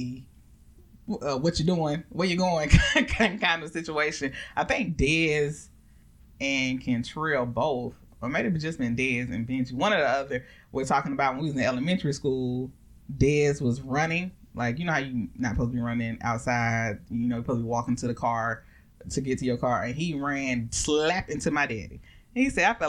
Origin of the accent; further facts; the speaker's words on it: Augusta, Georgia, United States; growing up in Augusta, where my father is the coach